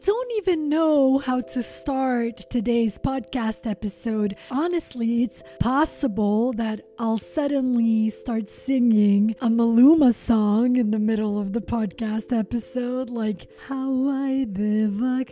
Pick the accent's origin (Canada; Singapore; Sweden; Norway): Sweden; English is a second language; also born or lived in Montenegro; now in Los Angeles, United States; I was born in Montenegro, former Yugoslavia. I am Albanian by nationality, but I grew up in Sweden